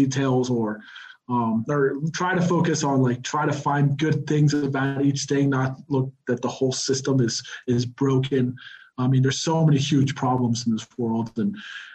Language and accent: English; Texas, United States; moved away as an adult; now in Mexico City, Mexico; I grew up in Texas